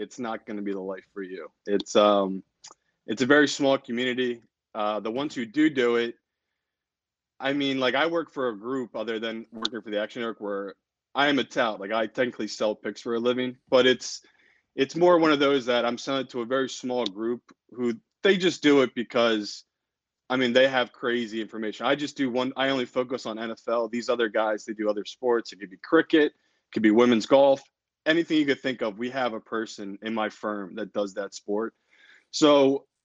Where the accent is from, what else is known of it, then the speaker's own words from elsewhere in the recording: Philadelphia, Pennsylvania, United States; moved away; my hometown team, the Flyers